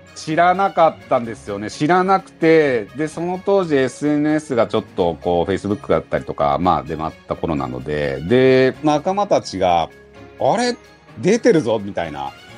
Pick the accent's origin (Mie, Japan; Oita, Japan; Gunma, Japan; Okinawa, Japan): Gunma, Japan; 自分群馬県出身で海なし県っていうところもある